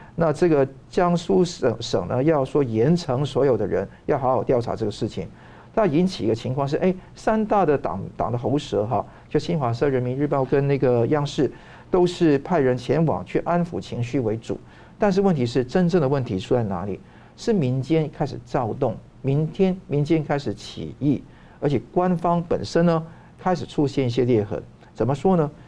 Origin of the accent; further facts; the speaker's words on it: Taiwan; 我们台湾人也可能有不同的国家认同